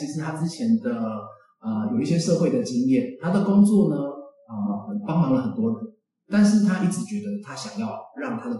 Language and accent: Chinese; Taipei, Taiwan; 哎，其实我没有很喜欢都市，因为我本身是台北人。